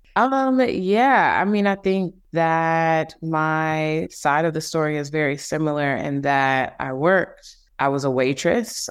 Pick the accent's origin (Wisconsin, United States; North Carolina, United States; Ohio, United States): Wisconsin, United States; Milwaukee; moved away; also born or lived in Illinois / Brooklyn, New York; I'm originally from Milwaukee, Wisconsin. I was born in Illinois. Both of my parents are from Chicago, but I grew up there in Milwaukee.